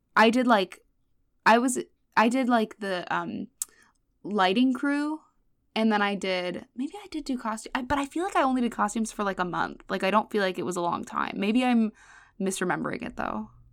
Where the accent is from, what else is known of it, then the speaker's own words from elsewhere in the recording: Los Angeles, California, United States; moved away as an adult; now in New York, United States; I grew up in L A, um, in Woodland Hills specifically. It's the valley